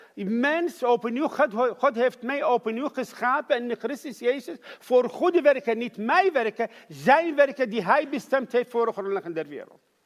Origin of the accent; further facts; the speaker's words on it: Iraq; Dutch is a second language; moved away as an adult; now in Netherlands; ik ben geboren in Irak